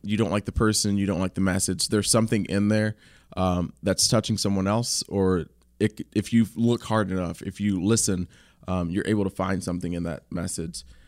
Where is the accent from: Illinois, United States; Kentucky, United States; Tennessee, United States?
Kentucky, United States; I'm from Kentucky